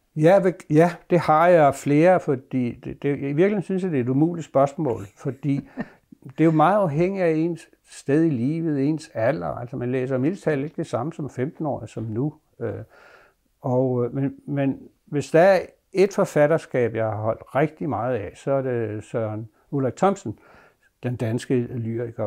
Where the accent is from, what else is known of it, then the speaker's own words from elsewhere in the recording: Bogense, Southern Denmark, Denmark; min barndomsby, Bogense